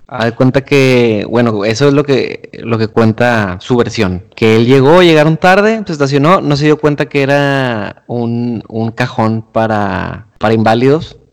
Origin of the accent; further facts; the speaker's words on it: Monterrey, Nuevo León, Mexico; como buenos regios